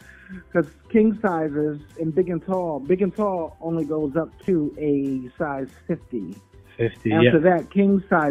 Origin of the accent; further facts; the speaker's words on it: New York, United States; from New York